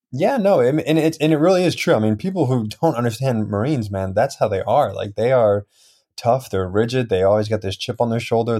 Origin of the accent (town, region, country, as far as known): New Jersey, United States; born or raised there; also born or lived in Russia / Highlands, New Jersey